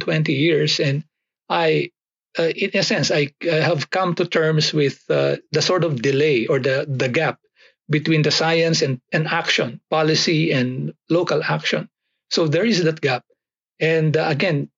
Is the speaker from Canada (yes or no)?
no; Philippines; I grew up about 80 kilometers south of Manila in the Philippines